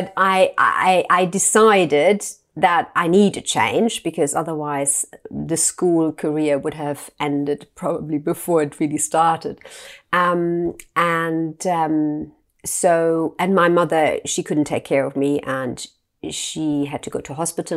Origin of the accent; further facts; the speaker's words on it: Germany; I grew up in Germany